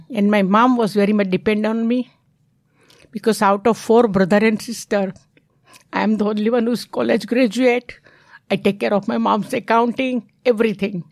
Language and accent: English; Mumbai, Maharashtra, India; English is a second language; moved away as an adult; now in United States; I'm not red Indian. I'm from India